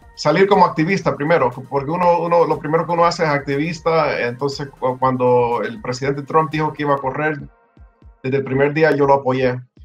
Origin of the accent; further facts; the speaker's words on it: Homestead, Florida, United States; also born or lived in El Salvador; now in Miami, United States; nosotros llegamos aquí en, Miami, bueno, en Homestead. Yo, yo viví, yo, yo me crié en Homestead